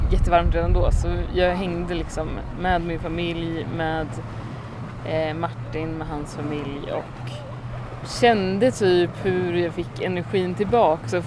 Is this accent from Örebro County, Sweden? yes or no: no; Mariestad, Västra Götaland, Sweden; now in Stockholm, Sweden; då åkte jag ner till Mariestad för min kompis från New York kom också. Din hemstad? Precis, min hemstad.